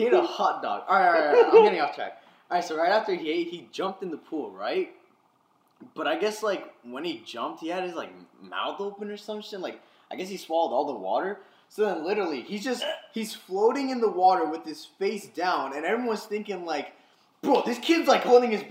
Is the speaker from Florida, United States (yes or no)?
yes; Florida, United States; we're Floridians